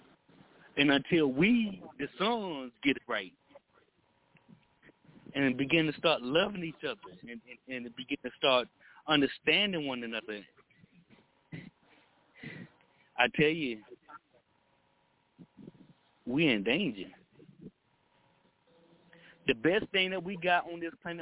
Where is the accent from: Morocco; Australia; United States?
United States; Texas; I'm from Texas.